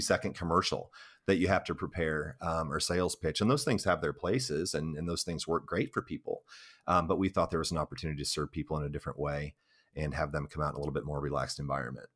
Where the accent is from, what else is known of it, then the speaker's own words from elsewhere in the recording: Central Illinois, United States; moved away as an adult; now in Gallatin, United States; my hometown in Illinois